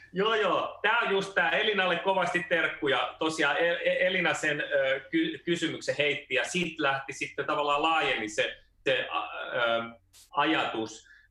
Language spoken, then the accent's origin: Finnish; Finland; mä oon syntynyt Suomessa